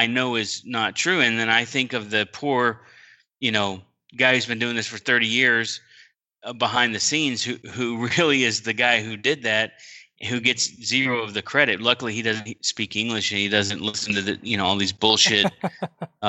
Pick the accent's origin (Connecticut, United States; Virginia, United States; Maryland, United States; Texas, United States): Texas, United States; I grew up in Texas